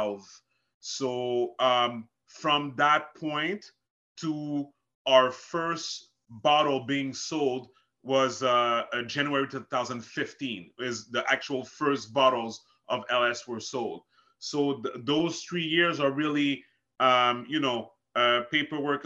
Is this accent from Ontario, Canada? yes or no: no; Montreal, Quebec, Canada; also born or lived in Haiti; I'm from Montreal, Canada